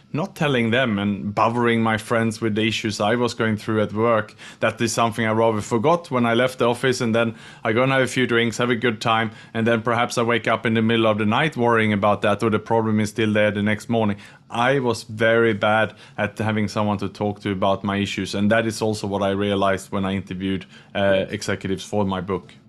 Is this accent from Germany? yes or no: no; Sweden; English is a second language; moved away as an adult; also born or lived in Australia; now in Singapore; I'm from Sweden, but I'm in Singapore today